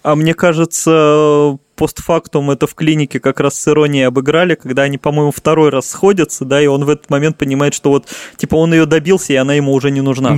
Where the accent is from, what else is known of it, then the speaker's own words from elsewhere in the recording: Saint Petersburg, Russia; как коренной петербуржец